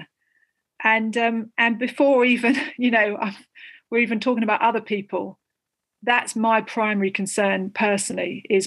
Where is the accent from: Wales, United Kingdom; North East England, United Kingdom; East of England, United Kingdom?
East of England, United Kingdom; Southend-on-Sea; moved away as an adult; also born or lived in Australia / Fiji; now in Sussex, United Kingdom; I was born in Essex, Southend-on-Sea, so Essex born and bred, lived briefly in Australia and Fiji.